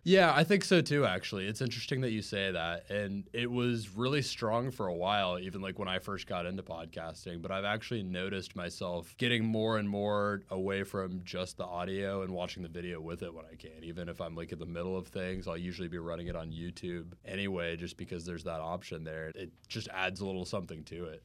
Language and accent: English; Jacksonville, Florida, United States; moved away as an adult; now in Orlando, United States; I'm from Jacksonville, too